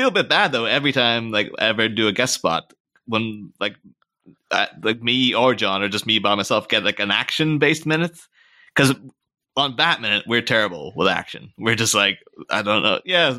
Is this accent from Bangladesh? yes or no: no; Ireland; moved away as an adult; now in England, United Kingdom; I grew up in Ireland. Came over to England when I was 18